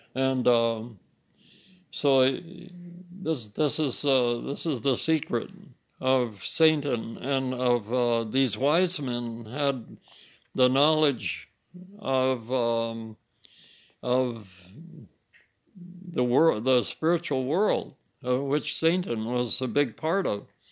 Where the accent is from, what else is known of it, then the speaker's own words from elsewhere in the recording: United States; I'm German French, but I'm really American. I'm not really German French